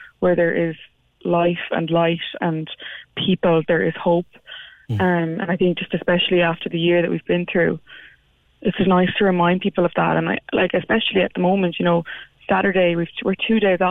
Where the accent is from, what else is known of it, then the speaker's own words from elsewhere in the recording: Limerick, Munster, Ireland; I'm from Limerick myself